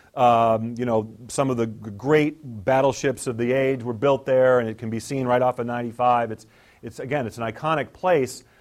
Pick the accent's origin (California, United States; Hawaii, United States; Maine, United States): Maine, United States; moved away; I grew up in Maine, that's where I'm from. My mom and dad still live there.